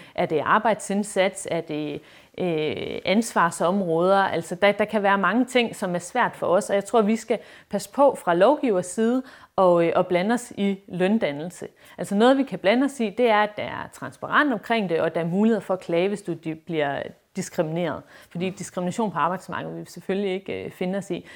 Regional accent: Esbjerg, Southern Denmark, Denmark; jeg er fra Esbjerg

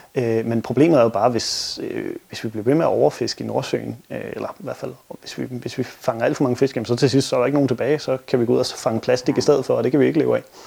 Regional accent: Denmark; som danskere

